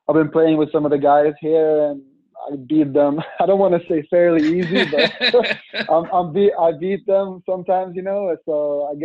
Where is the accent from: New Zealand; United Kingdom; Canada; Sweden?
Sweden; born or raised there; moved away as an adult; now in Pittsburgh, United States